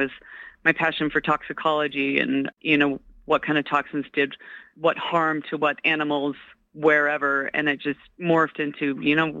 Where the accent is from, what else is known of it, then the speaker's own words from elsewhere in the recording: Carson City, Nevada, United States; also born or lived in Reno, Nevada; I grew up in, born and raised in Nevada. I was born in Carson City